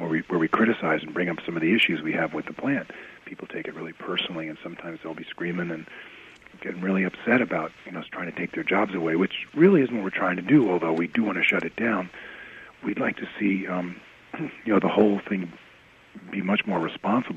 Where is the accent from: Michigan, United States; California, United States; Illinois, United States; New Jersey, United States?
New Jersey, United States; moved away as an adult; now in Vermont, United States; I grew up in New Jersey, and in a suburb of New York City